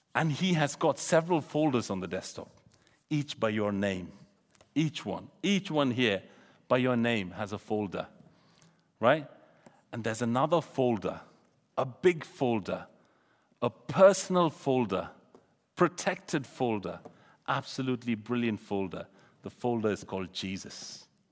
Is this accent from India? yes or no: yes; India; moved away; I come from India